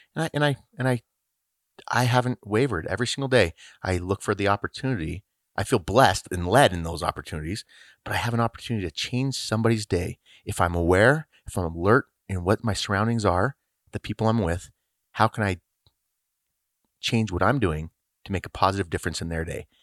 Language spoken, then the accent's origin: English; Littleton, Colorado, United States; Originally from Littleton, Colorado.